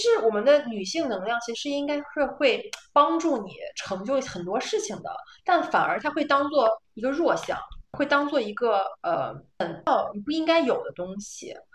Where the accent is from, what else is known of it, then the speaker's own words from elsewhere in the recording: China; moved away as an adult; now in Netherlands; 我们是中国人